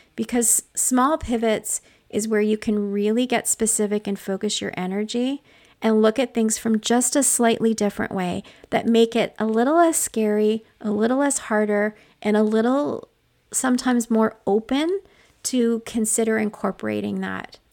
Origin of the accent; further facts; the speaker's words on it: Canada; I'm Canadian